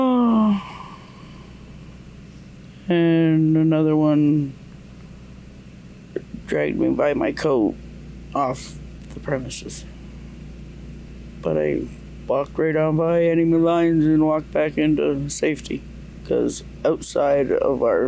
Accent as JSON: {"language": "English", "area": "Mohawk Territory", "region": "Ontario", "country": "Canada", "said": "from Tandanega Mohawk Territory. It's about 2 hours, 2.5 hours southwest of here"}